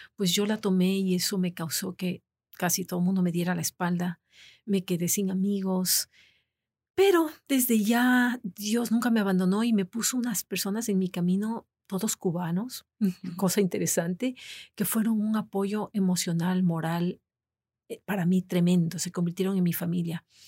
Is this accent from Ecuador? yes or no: yes; Ecuador; moved away as an adult; also born or lived in Florida, United States; now in United States; fiesta nacional en mi país